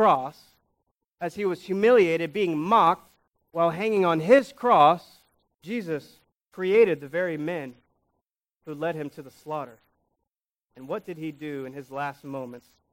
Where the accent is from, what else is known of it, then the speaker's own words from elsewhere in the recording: United States; We're American citizens.